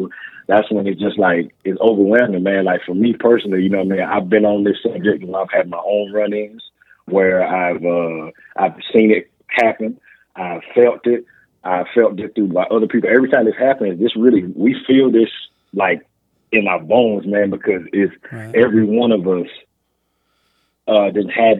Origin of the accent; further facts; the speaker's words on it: South Carolina, United States; In my town, you know, I grew up in Paisley, South Carolina